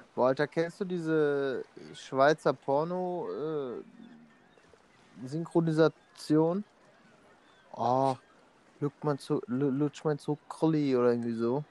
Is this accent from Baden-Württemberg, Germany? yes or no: no; Emmerich am Rhein, North Rhine-Westphalia, Germany; wir kommen aus Emmerich am Rhein